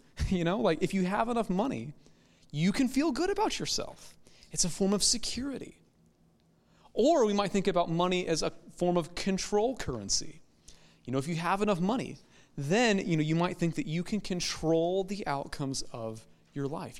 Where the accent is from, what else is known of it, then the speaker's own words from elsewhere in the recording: United States; American Christians